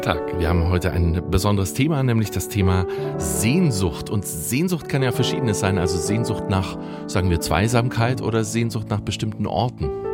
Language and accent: German; West Germany, Germany; ich bin im Westen aufgewachsen